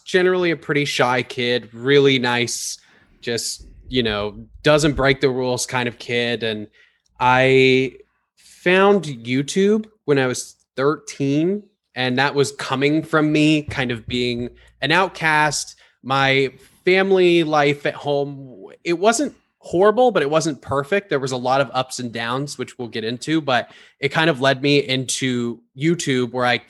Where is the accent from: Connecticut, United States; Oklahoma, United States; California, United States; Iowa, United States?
California, United States; Palm Springs; moved away as an adult; now in Florida, United States; I was born and raised in California. I was born in Palm Springs and then moved all over the place, lived in the mountains. When I was 18 years old, I moved to Los Angeles